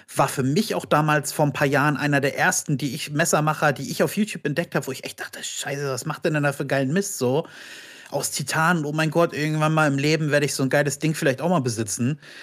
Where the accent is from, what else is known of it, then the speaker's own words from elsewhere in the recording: Berlin, Germany; also born or lived in Brandenburg an der Havel; ich komme aus Berlin